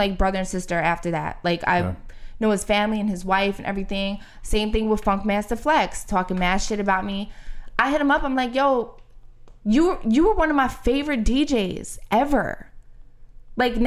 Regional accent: Philadelphia, Pennsylvania, United States; I grew up in Philly. I'm not from Reading. I'm not from Northeast. I'm not from the suburbs. I'm from South Philly

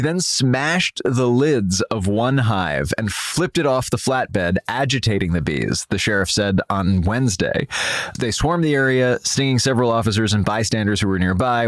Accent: New York City, New York, United States; growing up in Manhattan

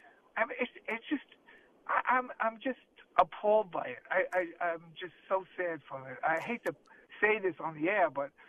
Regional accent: New York, United States; now in Clearwater, United States; I'm 67 years old. I'm born and raised in New York in the Bronx, moved to Clearwater, living a dream in Clearwater.

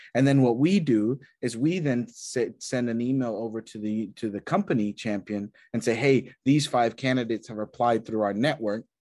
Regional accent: Texas, United States; moved away as an adult; also born or lived in New York / London; I grew up in Texas, uh, country uh, town

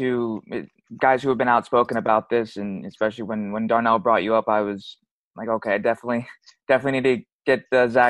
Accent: United States; being an American born here and raised here

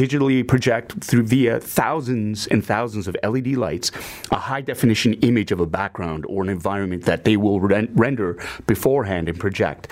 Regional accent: Canada; I am of Asian heritage, of Asian descent, but I'm Canadian through and through as well

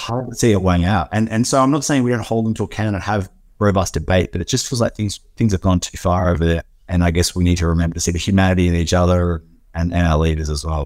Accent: Australia; as an Australian

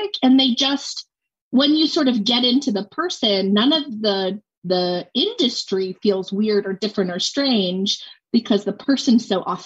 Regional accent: Montana, United States; moved away; So I'm from Montana originally.

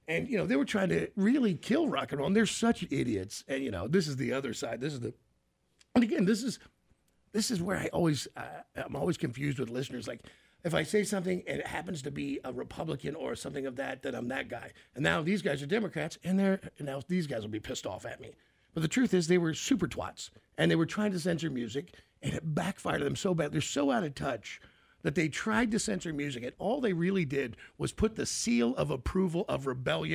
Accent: United States; who I've always believed all my life as an American

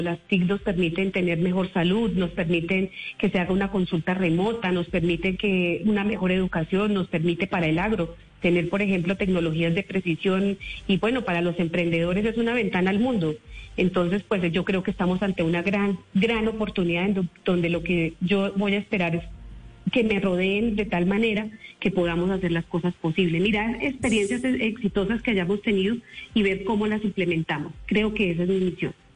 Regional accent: Aquitania, Boyacá, Colombia; moved away; yo soy una mujer rural, yo vengo de Aquitania, Boyacá, en donde mi papá, pues, eh, su profesión fue cultivar la cebolla larga

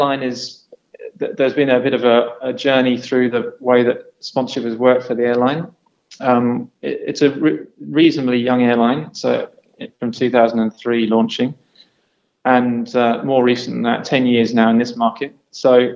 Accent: England, United Kingdom; I'm English

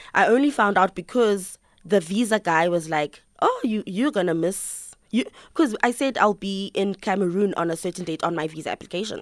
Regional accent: South Africa; accent: South African; my South African accent

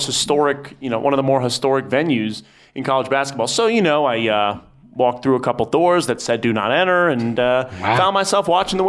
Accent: East Coast, United States; now in Lubbock, United States; Hey, we're from the East Coast.

